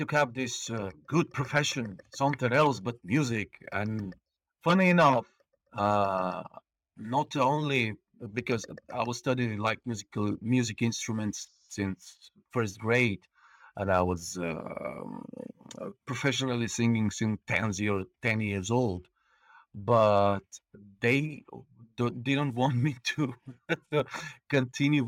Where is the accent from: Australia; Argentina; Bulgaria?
Bulgaria; English is a second language; moved away as an adult; now in Estonia; I'm Bulgarian. I'm born on the coast of the Black Sea, and we call ourselves there a seagulls.